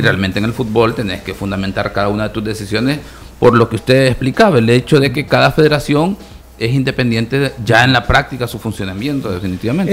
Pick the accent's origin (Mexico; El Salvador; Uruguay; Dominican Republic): El Salvador; como salvadoreño, aficionado al fútbol